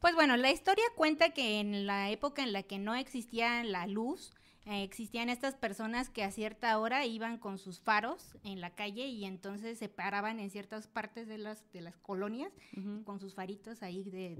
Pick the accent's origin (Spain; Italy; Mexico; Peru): Mexico; Oaxaca; yo soy de Oaxaca, allá donde pasa todo